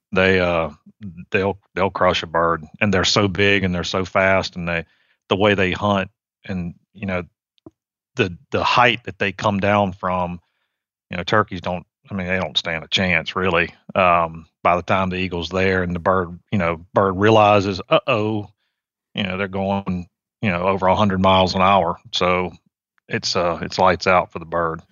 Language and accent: English; Virginia, United States; moved away as an adult; also born or lived in Mississippi; now in Georgia, United States; I grew up in Virginia. I was a, um, I was a suburban kid